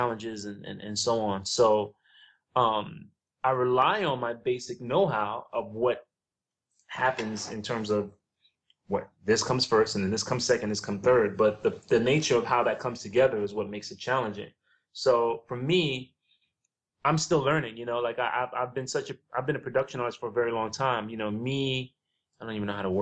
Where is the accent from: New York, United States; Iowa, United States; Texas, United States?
New York, United States; New York City; now in Los Angeles, United States; I grew up in the South Bronx